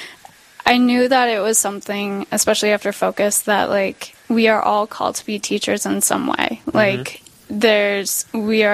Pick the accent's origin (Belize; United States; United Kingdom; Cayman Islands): United States; St. Cloud, Minnesota; now in Owatonna, United States; I grew up in St. Cloud